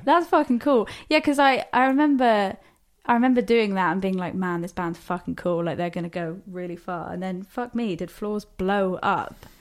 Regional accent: Plymouth, South West England, United Kingdom; we're actually both from Plymouth

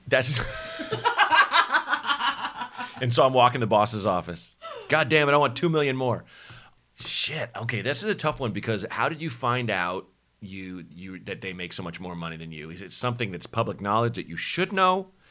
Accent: Portland, Oregon, United States; born or raised there; moved away; also born or lived in Chicago

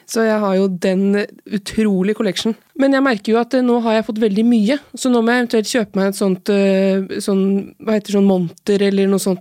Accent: Oslo, Norway; also born or lived in Larvik / Trondheim; Nei, for du er fra Oslo. Ja. Men jeg er halvt fra Larvik, da.

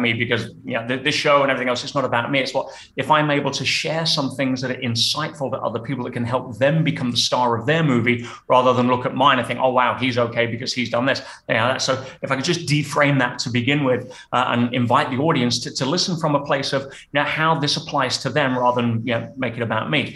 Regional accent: England, United Kingdom; moved away as an adult; now in Tenerife, Spain; I grew up in England. I didn't see the sun until I was 12

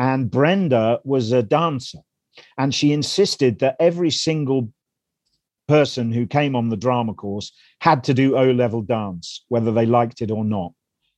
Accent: Melton Mowbray, East Midlands, United Kingdom; I grew up in Melton Mowbray in Leicestershire, which is a backwater, a seedy backwater in the East Midlands of this country.

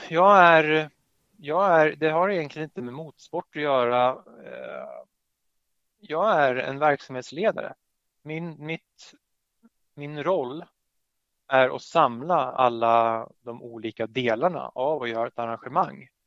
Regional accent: Södertälje, Stockholm County, Sweden; som man hör på mitt efternamn så har jag polska föräldrar. Och född och hör hemma i Södertälje

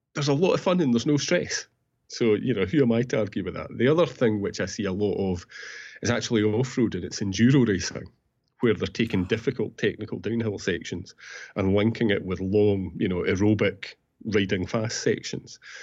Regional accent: Peebles, Scotland, United Kingdom; Peebles, my hometown

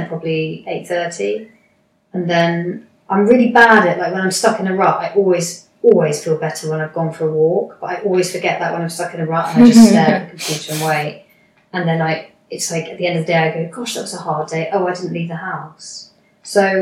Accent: United Kingdom; I'm British

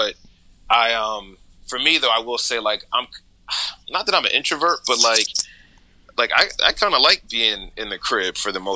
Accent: New Jersey, United States; now in Brooklyn, United States; I'm from Jersey originally, so I'm not from a busy environment

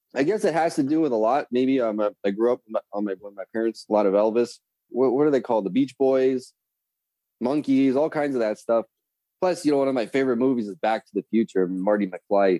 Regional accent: north of Toronto, Ontario, Canada

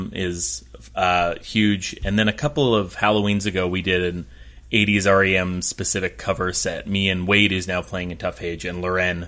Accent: Vancouver, British Columbia, Canada; accent: British Columbia; also born or lived in Winnipeg / Toronto; I grew up in Vancouver. Right. So my parents moved here from Winnipeg when I was 3 months old.

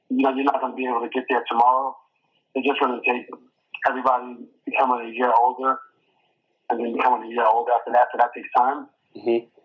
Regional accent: New York City, New York, United States; I'm from New York City

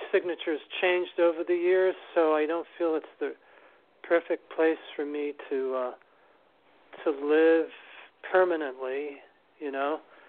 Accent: New York City, New York, United States; I grew up in New York City here

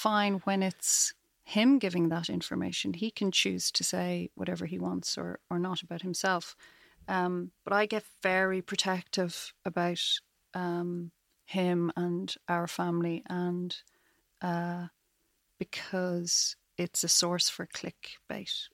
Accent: Dublin, Leinster, Ireland; moved away as an adult; now in Galway, Ireland; I grew up in Dublin. I lived there till I was about thirty and then moved to Galway.

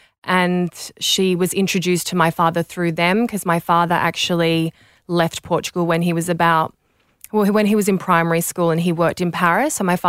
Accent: Perth, Western Australia, Australia; also born or lived in Sydney; Yeah, so I was born in Sydney, but I moved to Perth when I was a baby, and I grew up in Perth, in WA, in the hills, in Greenmount Hill.

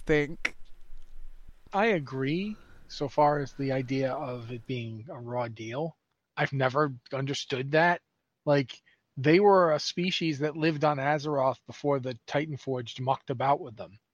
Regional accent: United States; moved away as an adult; now in Canada; I am from the United States originally

